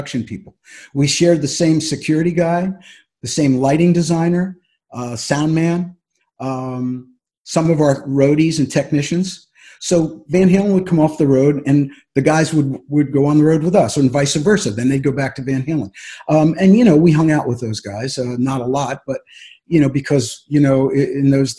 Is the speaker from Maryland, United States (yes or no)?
no; Philadelphia, Pennsylvania, United States; I growing up in Philadelphia in the 60s